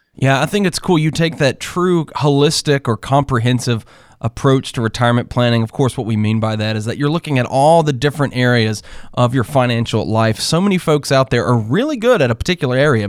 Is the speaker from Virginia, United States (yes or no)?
no; North Carolina, United States; I grew up in North Carolina